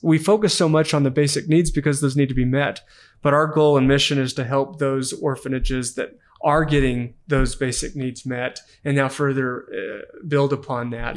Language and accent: English; Amarillo, Texas, United States; now in Utah, United States; growing up in Amarillo, Texas